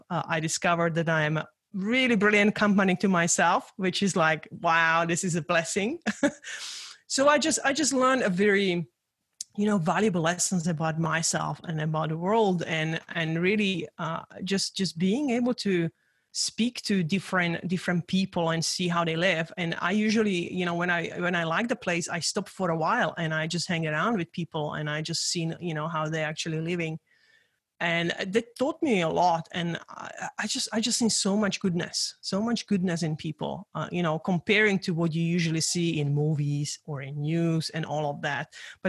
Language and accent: English; Czechia; English is a second language; I grew up in Czechoslovakia during the communism.